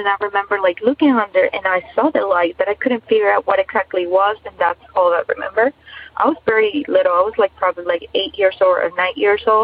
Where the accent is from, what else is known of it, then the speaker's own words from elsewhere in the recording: Ecuador; I'm actually from Ecuador